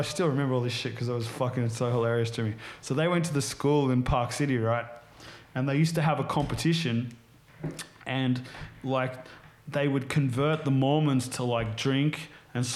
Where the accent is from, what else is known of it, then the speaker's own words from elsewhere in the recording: Sydney, New South Wales, Australia; also born or lived in United States; When I was growing up in Mona Vale in the Northern Beaches